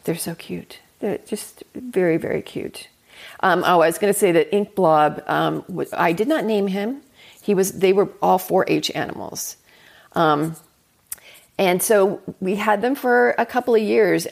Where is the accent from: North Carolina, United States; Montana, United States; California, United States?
California, United States; Los Angeles; moved away as an adult; I grew up in Southern California.